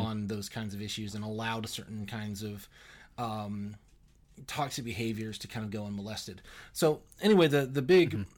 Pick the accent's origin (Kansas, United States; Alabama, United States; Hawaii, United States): Alabama, United States; I'm from Alabama originally, and uh, pretty kind of normal conservative, very kind of uh, religious upbringing